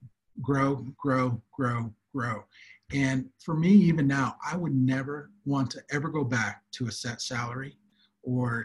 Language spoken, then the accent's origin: English; United States; moved away as an adult; now in South Africa; I am an American here in Africa, but I've been here for working in Africa for over 20, 25 years, short-term and long-term, here in South Africa for over 16 years